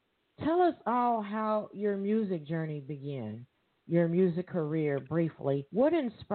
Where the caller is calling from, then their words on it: Evansville, Indiana, United States; I'm calling here from Evansville, Indiana.